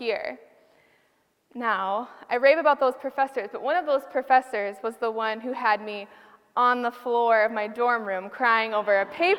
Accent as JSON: {"language": "English", "town": "Dubuque", "region": "Iowa", "country": "United States", "tie": "born or raised there", "said": "I was born in Dubuque"}